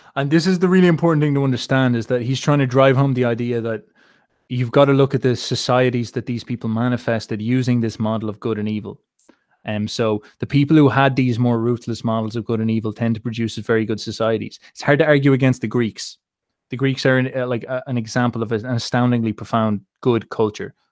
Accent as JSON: {"language": "English", "country": "Ireland", "said": "being Irish"}